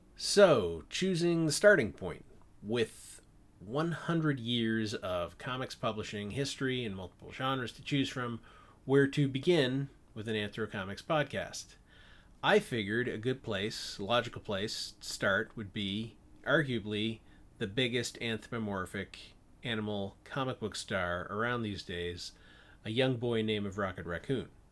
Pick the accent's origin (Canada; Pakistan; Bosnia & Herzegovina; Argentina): Canada; moved away as an adult; now in California, United States; I am Canadian, though I've been living in California for the last sixteen years.